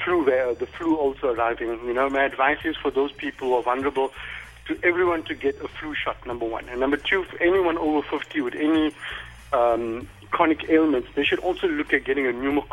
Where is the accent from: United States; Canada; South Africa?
South Africa; Durban, KwaZulu-Natal; In Durban.